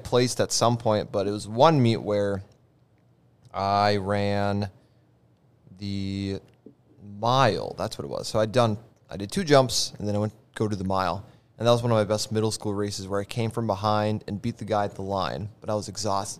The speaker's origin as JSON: {"language": "English", "town": "Roseau", "region": "Minnesota", "country": "United States", "moved": "yes", "said": "I come from Hockey Town, USA, Roseau, Minnesota"}